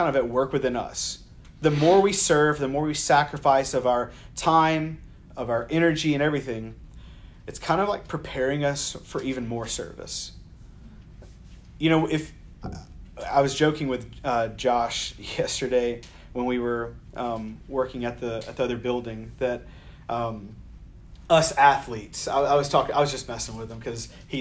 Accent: the South, United States; born or raised there

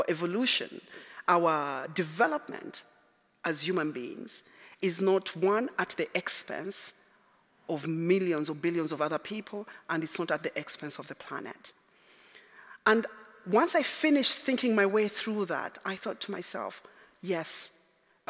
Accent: Zambia; moved away; I'm originally from Zambia.

